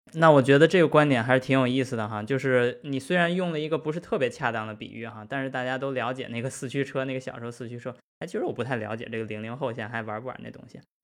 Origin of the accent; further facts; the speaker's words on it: China; 我们是中国人，我们是中国汽车人